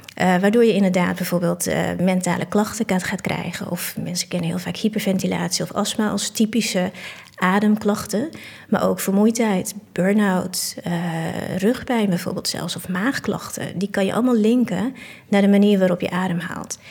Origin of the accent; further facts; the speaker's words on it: Assen, Drenthe, Netherlands; now in Utrecht, Netherlands; Assen, waar ik vandaan kom. daar ben ik geboren en getogen